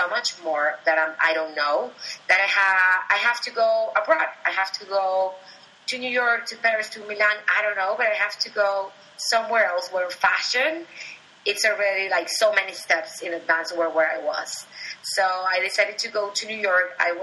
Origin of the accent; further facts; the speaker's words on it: Venezuela; moved away; I was born and raised in Venezuela.